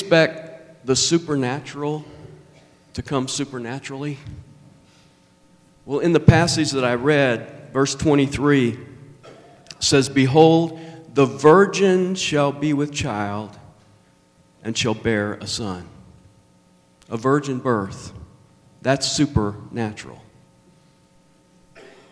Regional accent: Nashville, Tennessee, United States; accent: southern; I was born in Nashville. That's why I have a southern accent

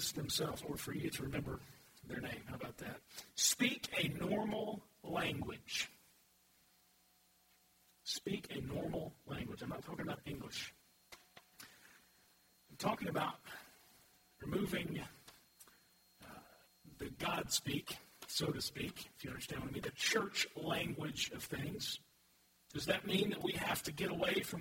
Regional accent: Louisville, Kentucky, United States; also born or lived in Murray, Kentucky; moved back to Louisville. And I had, over time, I was real involved with my high school when I was a student and went back to coach there, and then I was the youth pastor of my home church

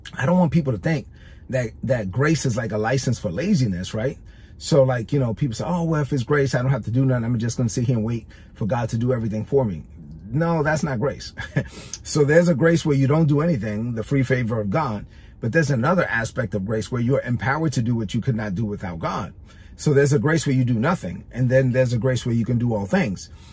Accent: New York City, New York, United States; I'm a Dominican kid from Brooklyn. I grew up in East New York, Brooklyn.

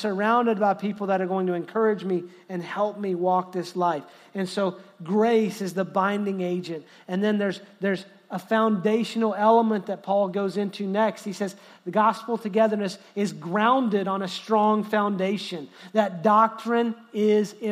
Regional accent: Texas, United States; I love being an American. I love being a Texan.

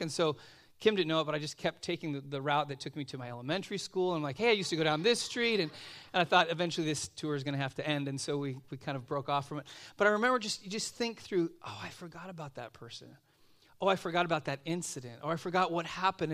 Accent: Los Angeles, California, United States; now in Simi Valley, United States; I grew up out in Van Nuys

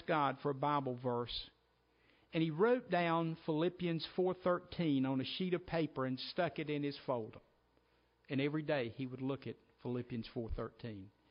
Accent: Sparkleberry Swamp, South Carolina, United States; moved away as an adult; now in Roxboro, United States; my home, my hometown, my home church, my family, my friends, and more than anything else, Sparkleberry Swamp.

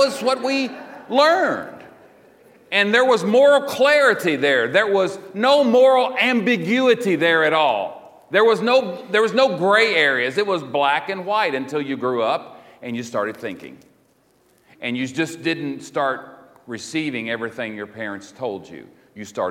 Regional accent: Maysville, Kentucky, United States; I grew up in Mayberry, basically, Maysville, Kentucky

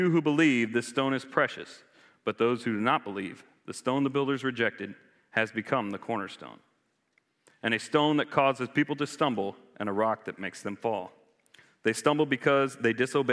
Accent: Florida, United States; now in Charlottesville, United States; I grew up in Florida.

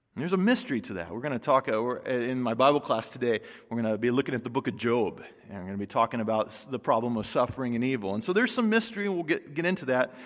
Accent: United States; American Christians

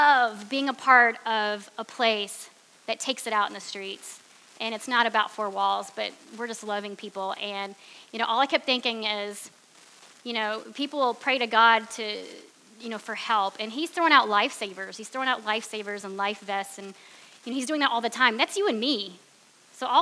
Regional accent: Cleveland, Ohio, United States; moved away; I'm from Cleveland

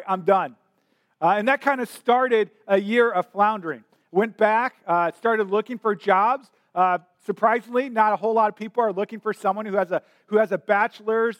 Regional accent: St. Louis, Missouri, United States; also born or lived in Columbia, Missouri; I grew up in St. Louis, Missouri

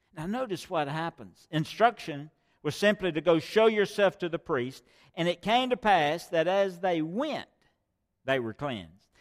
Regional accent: United States; I was born here in America

